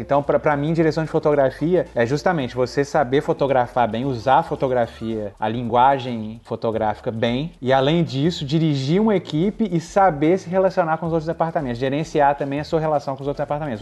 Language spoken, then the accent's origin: Portuguese; Belo Horizonte, Minas Gerais, Brazil; moved away as an adult; also born or lived in Vitória, Espírito Santo / São Paulo / Angola / New York; eu sou de Minas. Eu sou de BH